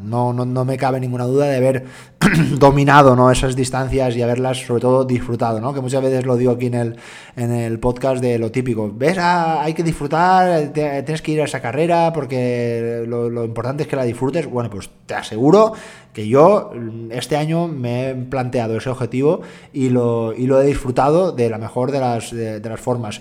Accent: Dénia, Valencian Community, Spain; mi procedencia, yo soy valenciano, soy de Denia, Alicante

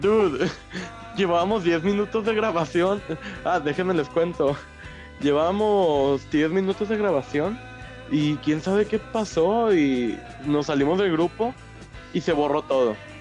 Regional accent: Mexico; hablando como nosotros, mexicano con mexicano

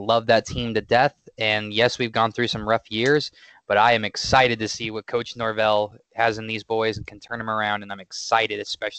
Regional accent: Massachusetts, United States; I was born and raised in Massachusetts.

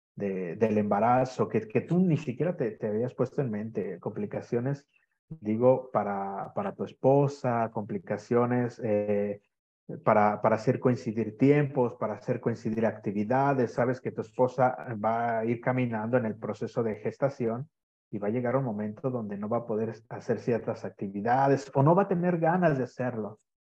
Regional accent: Guadalajara, Jalisco, Mexico; moved away as an adult; now in Sardinia, Italy; soy de, Guadalajara, es que yo soy de una la segunda ciudad más grande de México.

